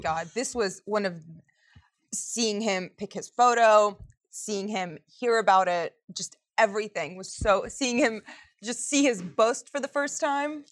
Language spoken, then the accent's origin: English; Montgomery County, Maryland, United States; I'm from Montgomery County